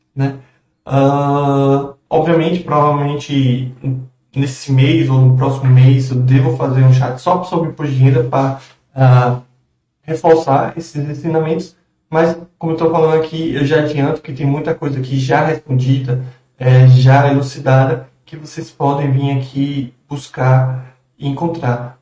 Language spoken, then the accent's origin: Portuguese; Brazil; nós, como brasileiros